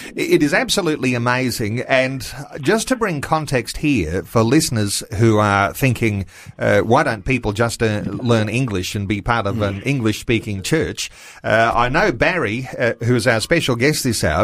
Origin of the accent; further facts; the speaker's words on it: Australia; I'm an Aussie through and through.